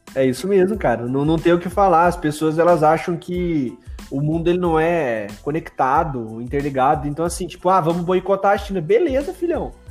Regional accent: Brazil; a gente é brasileiro

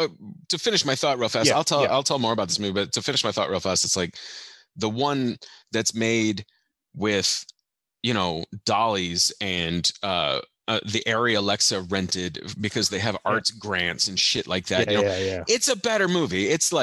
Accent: Germany; also born or lived in Belgium; I don't know if you know this, but I grew up in Europe.

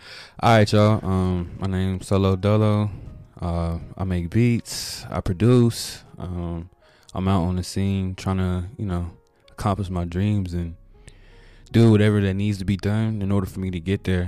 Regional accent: Woodbridge, Virginia, United States; also born or lived in Tampa, Florida; I'm originally from Tampa, Florida. I was born in Hillsborough County, Florida. But I moved up to VA, kinda like lived most of my life out of Virginia, Woodbridge mm-hmm. area.

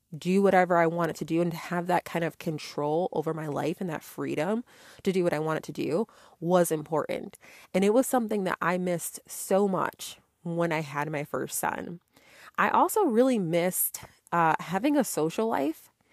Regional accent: Connecticut, United States; moved away as an adult; now in Georgia, United States; I grew up in Connecticut and I had moved out of state to Georgia

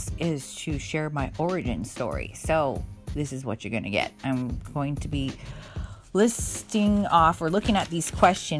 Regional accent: Hawaii, United States; moved away; Hawaii, where I am from, originally born and raised in Hawaii

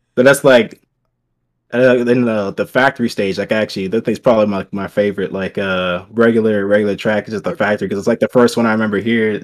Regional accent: Cleveland, Ohio, United States; now in Columbus, United States; grew up in Cleveland, born born there, raised there, pretty much up until, like, eighteen.

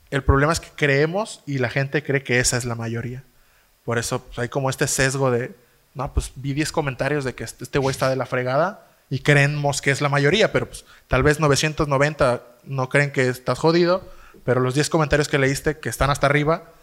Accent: Zihuatanejo, Guerrero, Mexico; cuando uno se va a estudiar fuera de Sigua, no dice que somos de sigua Somos de Ixtapa.

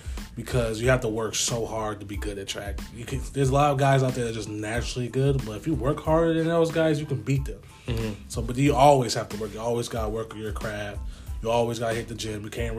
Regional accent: Lansing, Michigan, United States; I'm from Lansing. I'm a junior this year, and I'm on the track team.

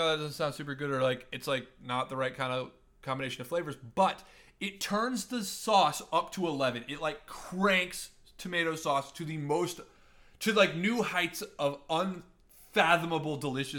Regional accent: Colombia; Because I'm from Colombia, lived in Colombia

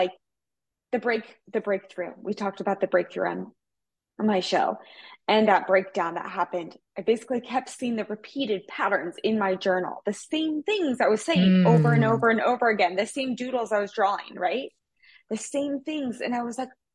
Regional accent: Midwest, United States; I come from the Midwest

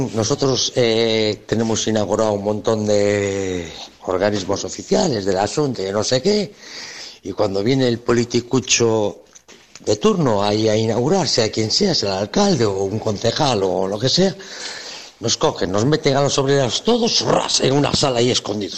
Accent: Vigo, Galicia, Spain; yo soy del Calvario

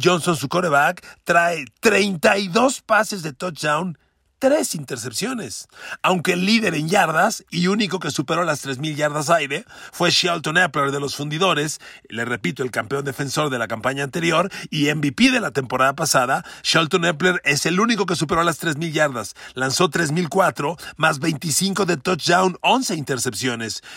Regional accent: Mexico; como mexicanos

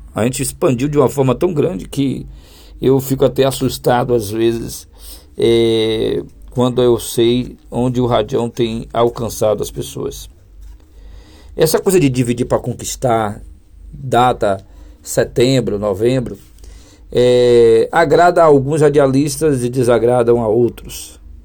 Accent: Bahia, Brazil; Eu sou aqui da Bahia

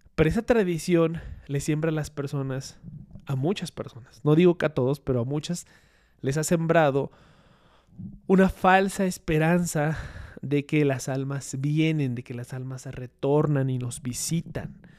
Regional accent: Mexico; nosotros tenemos como mexicanos

